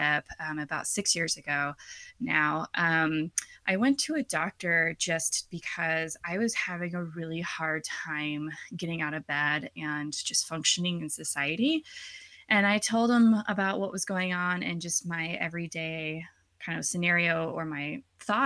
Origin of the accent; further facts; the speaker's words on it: Oklahoma, United States; I grew up in Oklahoma in a Catholic family.